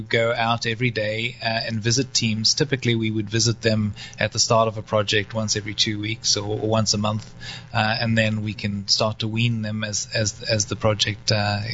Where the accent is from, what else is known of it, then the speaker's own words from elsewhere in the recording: South Africa; also born or lived in North Carolina, United States; now in United States; go back to my home country, which is South Africa